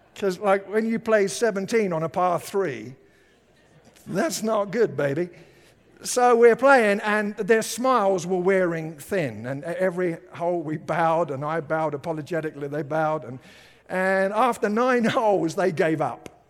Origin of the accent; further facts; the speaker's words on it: United Kingdom; now in Colorado, United States; I lived in Britain